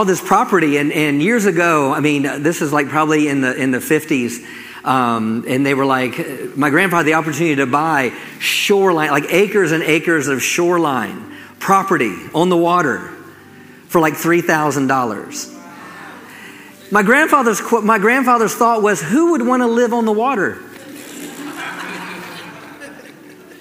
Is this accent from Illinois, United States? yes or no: no; Maryland, United States; also born or lived in St. Michaels, Maryland; Growing up in Maryland, I live close to the beach.